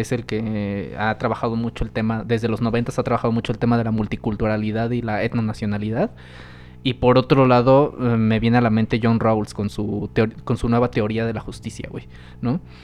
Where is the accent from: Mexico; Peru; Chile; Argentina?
Mexico; somos conocidos los mexicanos